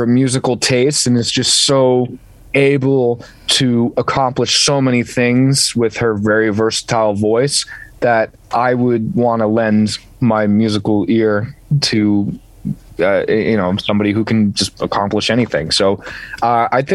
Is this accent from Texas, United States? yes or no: no; New Jersey, United States; Growing up in New Jersey and walking past Rockefeller Center my entire life